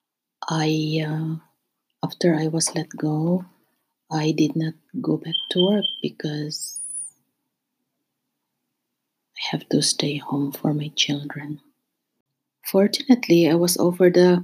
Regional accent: Philippines; moved away as an adult; now in Canada; I will always be a Filipino

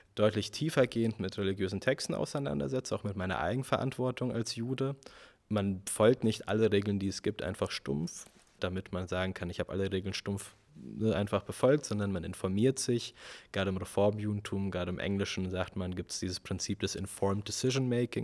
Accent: Germany; unsere Generation, wir sind jetzt aufgewachsen in Deutschland

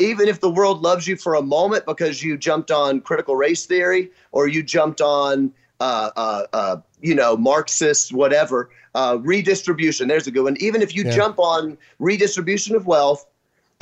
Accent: Memphis, Tennessee, United States; moved away as an adult; now in Kenosha, United States; I grew up in Memphis, Tennessee

